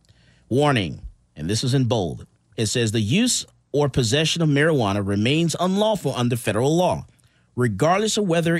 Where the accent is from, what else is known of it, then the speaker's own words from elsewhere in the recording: Missouri, United States; Let's read it to me. I'm from Missouri.